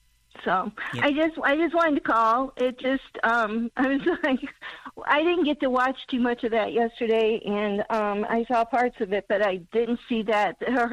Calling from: Missouri, United States; … from Missouri.

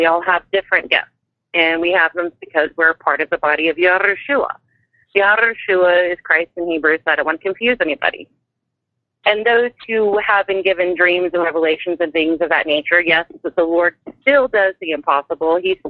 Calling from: Kansas City, Missouri, United States; I'm calling from the Kansas City, Missouri area.

